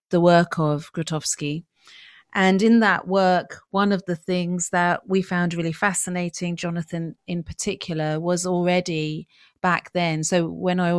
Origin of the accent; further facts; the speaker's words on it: Yemen; I come from Yemen and I was brought up around the cultural practices of my family home, of my origins.